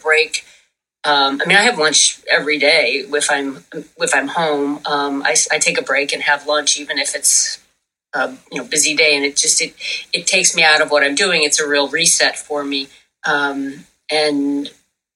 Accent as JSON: {"language": "English", "town": "Buffalo", "region": "New York", "country": "United States", "tie": "born or raised there", "said": "I grew up in Buffalo, New York"}